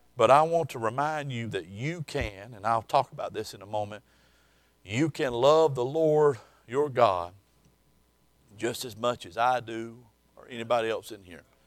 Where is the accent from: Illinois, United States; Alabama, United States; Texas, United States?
Alabama, United States; South; I was born and raised in South Alabama